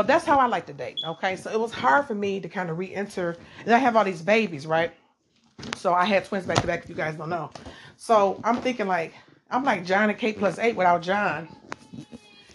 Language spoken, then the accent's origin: English; Detroit, Michigan, United States; I am from Detroit